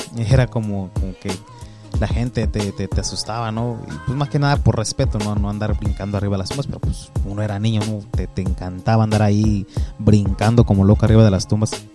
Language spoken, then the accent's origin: Spanish; Mexico; now in United States; yo soy mexicano